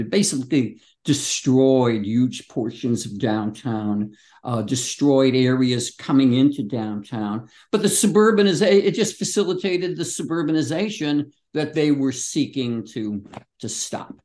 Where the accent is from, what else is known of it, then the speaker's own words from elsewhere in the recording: Chicago, Illinois, United States; the Chicago in which I grew up